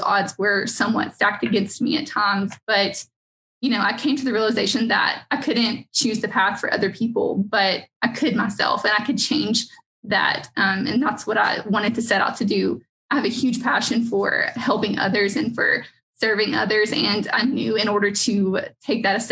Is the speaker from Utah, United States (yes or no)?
no; McMinnville, Tennessee, United States; I grew up in McMinnville